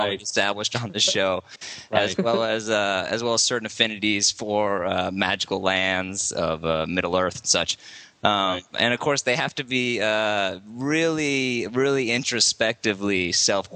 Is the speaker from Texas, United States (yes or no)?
no; New York City, New York, United States; I was born in New York City out there